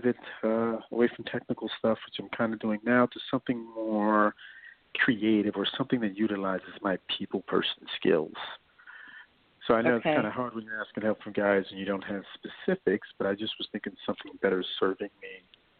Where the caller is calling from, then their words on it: New York, United States; calling from New York.